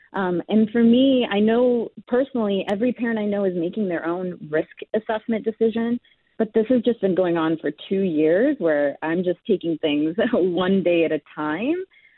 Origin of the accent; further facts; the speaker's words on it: India; moved away; I'm Indian. I was born in India. I immigrated here.